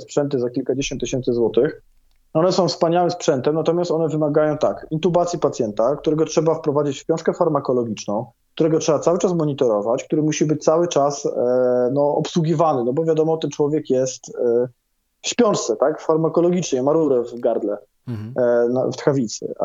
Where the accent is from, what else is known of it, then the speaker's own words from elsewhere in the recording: Krosno, Subcarpathian Voivodeship, Poland; ja też jestem z Krosna